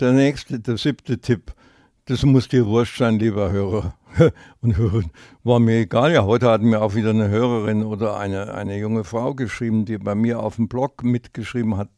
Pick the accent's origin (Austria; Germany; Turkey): Germany; Upper Bavaria; moved away as an adult; now in Franconia, Germany; als Lehrer hatte ich das Recht gehabt, fünf Jahre lang äh, meine Heimatrückführung zu beantragen nach Oberbahn